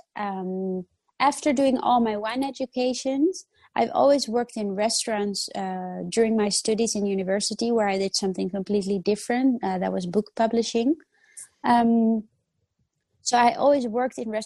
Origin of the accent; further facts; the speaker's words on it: Netherlands; also born or lived in Italy; I was born in Italy and I grew up in the Netherlands.